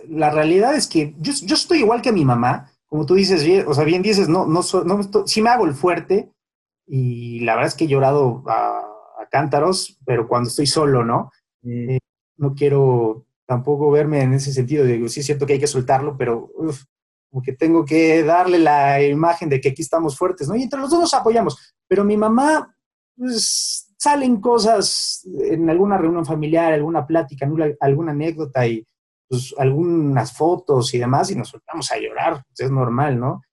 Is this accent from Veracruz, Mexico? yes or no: no; Mexico City, Mexico; also born or lived in Ciudad Satélite / Santa Fe; Yo nací en, en la Roma, ¿no? En, en, el Hospital Durango, ahí en la Roma, y toda, toda mi vida en, San Miguel Chapultepec.